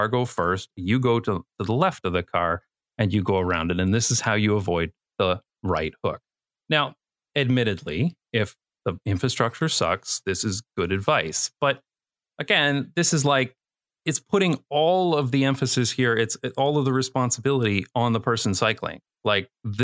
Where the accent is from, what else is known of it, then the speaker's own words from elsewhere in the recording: London, Ontario, Canada; moved away as an adult; also born or lived in Toronto, Canada; now in Netherlands; in my hometown, London, Ontario, which on my channel, I usually call fake London